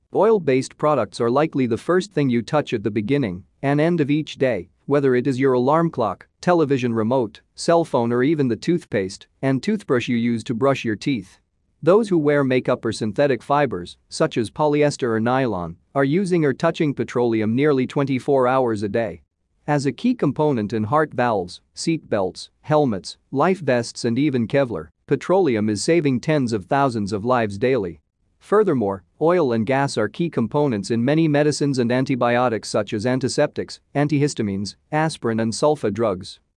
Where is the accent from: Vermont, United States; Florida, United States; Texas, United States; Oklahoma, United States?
Oklahoma, United States; My home state of Oklahoma